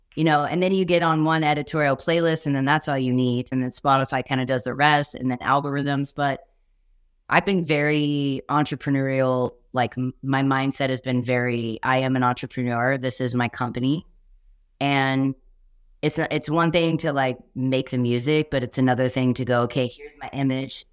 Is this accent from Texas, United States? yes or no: yes; Texas, United States; I'm from Texas